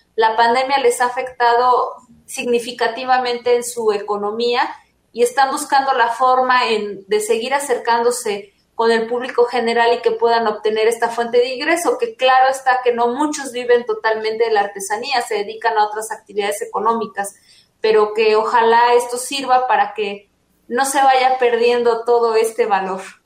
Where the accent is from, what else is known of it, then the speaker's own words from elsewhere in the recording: Mexico; nos representa como cultura mexicana